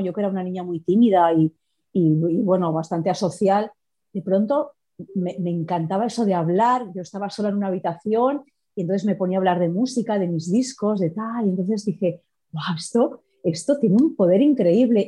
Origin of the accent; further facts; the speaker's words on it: Madrid, Community of Madrid, Spain; moved away as an adult; now in Paris, France; yo soy madrileña